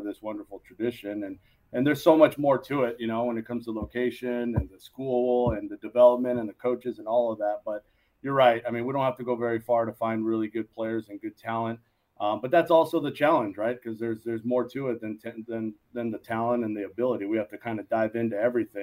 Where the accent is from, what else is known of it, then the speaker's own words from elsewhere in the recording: San Gabriel Valley, Los Angeles, California, United States; also born or lived in Moraga, California; This is back home for us. We're from the San Gabriel Valley here in L.A.